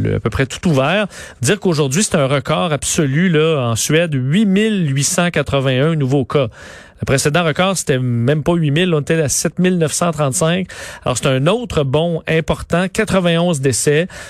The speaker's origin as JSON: {"language": "French", "region": "Quebec", "country": "Canada", "said": "chez nous, au Canada, puis au Québec"}